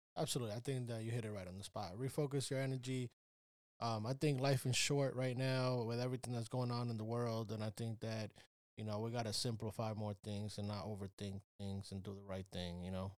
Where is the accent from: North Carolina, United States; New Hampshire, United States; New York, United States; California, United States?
New York, United States; I'm from New York